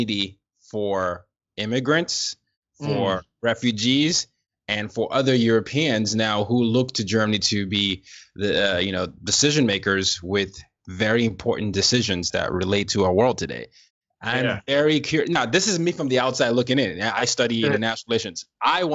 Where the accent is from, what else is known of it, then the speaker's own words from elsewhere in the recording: Lagos, Nigeria; now in New York City, United States; I'm from Lagos, Nigeria